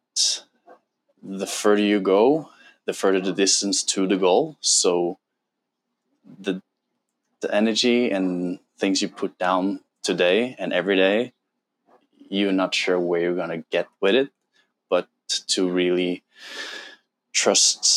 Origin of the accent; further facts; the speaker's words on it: Norway; English is a second language; moved away as an adult; now in Bali, Indonesia; I'm from Norway, 32 years old